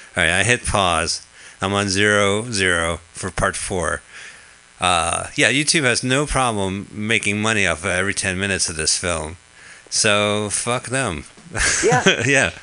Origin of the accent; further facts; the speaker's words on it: New Jersey, United States; we're both from New Jersey